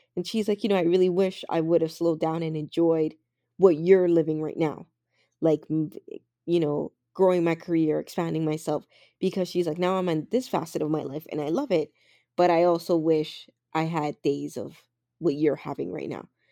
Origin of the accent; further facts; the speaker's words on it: Canada; as Canadian as I am